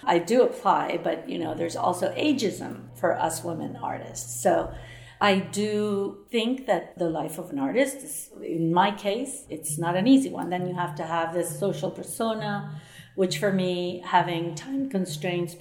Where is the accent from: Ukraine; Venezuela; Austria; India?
Venezuela; moved away as an adult; also born or lived in New York / Barcelona; I was born in Venezuela. I studied art history at the Universidad Central de Venezuela